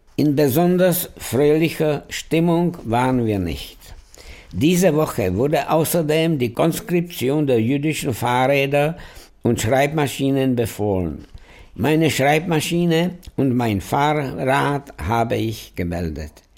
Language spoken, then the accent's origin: German; Prague, Czechia; ich bin in Prag geboren, in einer total assimilierten jüdischen Familie